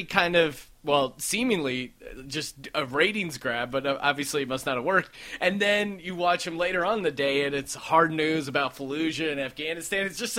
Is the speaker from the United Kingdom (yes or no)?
no; Bethlehem, Pennsylvania, United States; now in Los Angeles, United States; I grew up in Bethlehem, Pennsylvania, and it was kind of the same kind of feel where – yeah, it was 70,000 people, but you were outside of Philly. You were outside of New York, so it was kind of a smaller town feel.